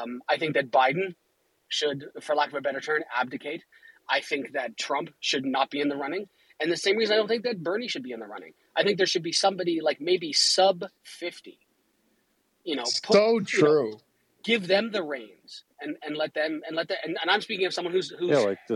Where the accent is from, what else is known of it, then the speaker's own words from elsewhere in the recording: Canada; I'm Canadian.